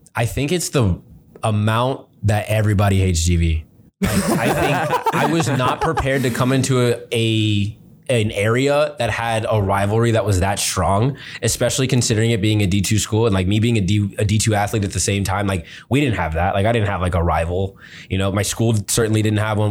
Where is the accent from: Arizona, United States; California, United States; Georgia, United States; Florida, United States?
Florida, United States; Miami; moved away as an adult; also born or lived in Fort Lauderdale, Florida / Ohio; now in Big Rapids, United States; growing up in Miami